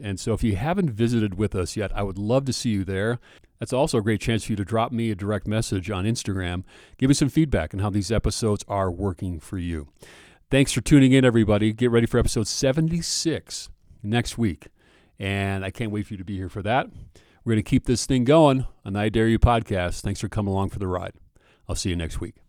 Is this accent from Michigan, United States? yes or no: no; Minnesota, United States; I grew up in Minnesota